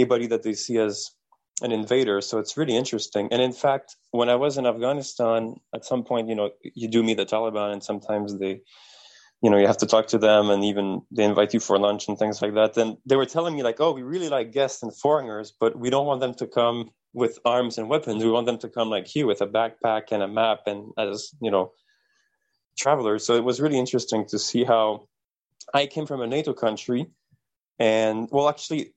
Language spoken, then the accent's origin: English; Canada; as a Canadian